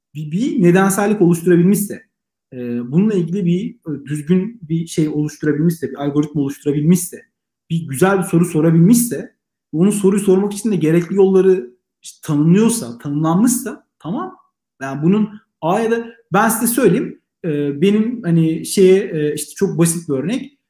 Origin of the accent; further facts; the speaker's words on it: Black Sea Region, Turkey; Ben Karadeniz